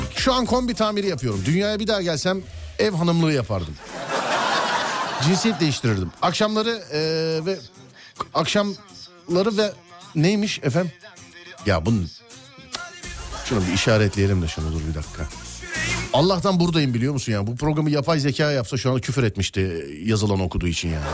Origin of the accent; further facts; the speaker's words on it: Nişantaşı, Istanbul, Turkey; Nişantaşı derken benim Mahallesinde top oynadığım sokaklara